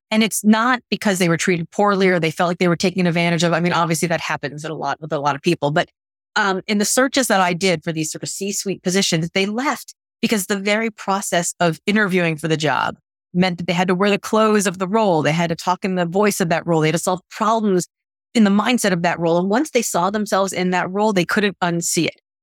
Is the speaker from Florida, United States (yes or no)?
yes; Miami, Florida, United States; moved away as an adult; now in Boston, United States; I grew up in Miami